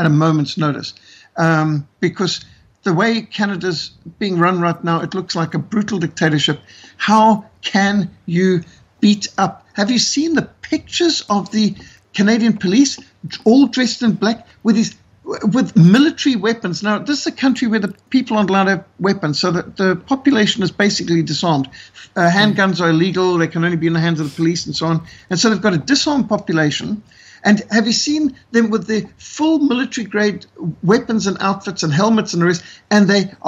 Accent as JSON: {"language": "English", "country": "South Africa", "said": "As a South African who lives in South Africa with all of his children and grandchildren"}